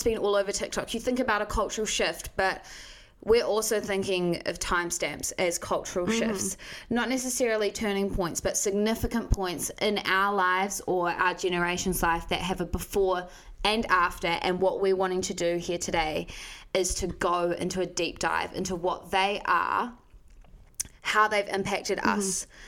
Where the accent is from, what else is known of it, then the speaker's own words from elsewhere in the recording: Hastings, Hawke's Bay, New Zealand; now in Wellington, New Zealand; I'm originally from Hastings up in Hawke's Bay, so full-blown Pākehā